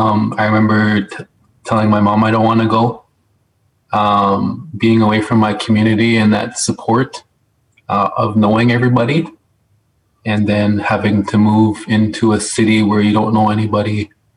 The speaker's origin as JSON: {"language": "English", "area": "Cowessess First Nation, Qu'Appelle Valley", "region": "Saskatchewan", "country": "Canada", "tie": "born or raised there", "also_born_or_lived": "Regina", "said": "I was born in Saskatoon and I grew up on Kawasis First Nation, just north of Yorkton, south of Yorkton, north of Broadview in the Capel Valley. I grew up there from grade 2 to grade 12."}